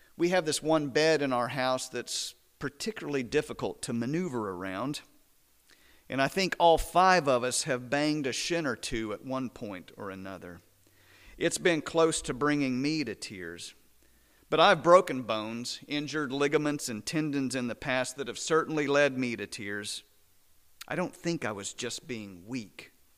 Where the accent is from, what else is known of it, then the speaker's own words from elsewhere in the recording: Midland, Texas, United States; now in Azle, United States; I was born and raised about three hundred miles west of here, down I twenty.